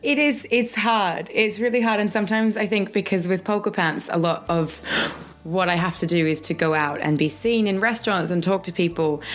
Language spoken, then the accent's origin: English; Australia; growing up in Australia, we kind of lived, you know, 15 minutes from the beach